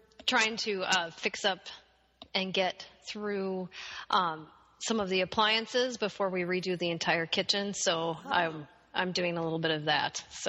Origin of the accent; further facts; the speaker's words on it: Iowa, United States; now in Minnesota, United States; I'm actually originally from Iowa.